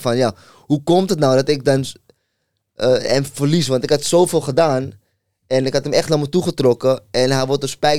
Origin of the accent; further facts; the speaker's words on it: Amsterdam, North Holland, Netherlands; hij komt ook uit Noord, ik ook. Ik kwam uit Molenwijk